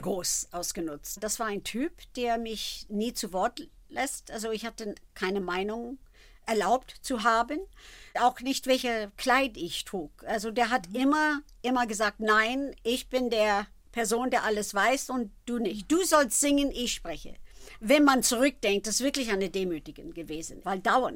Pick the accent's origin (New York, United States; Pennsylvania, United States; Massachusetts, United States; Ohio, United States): Pennsylvania, United States; Philadelphia; German is a second language; moved away; also born or lived in Germany; ich habe hab viel Fernsehen in Philadelphia gemacht, also meine Heimatstadt